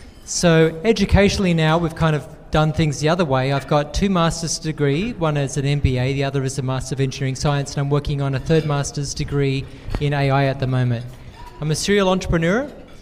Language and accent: English; Australia; moved away; I'm originally from the Deep South. That's Australia.